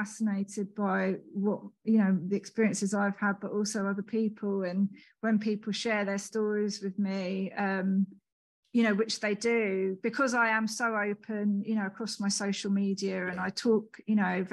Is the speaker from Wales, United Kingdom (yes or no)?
no; Hitchin, East of England, United Kingdom; also born or lived in Leicester; my hometown, Hitchin